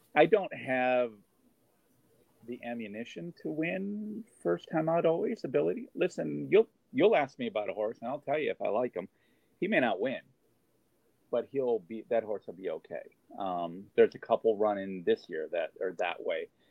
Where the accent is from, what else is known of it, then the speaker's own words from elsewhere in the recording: New York, United States; I am a New Yorker. I am stable here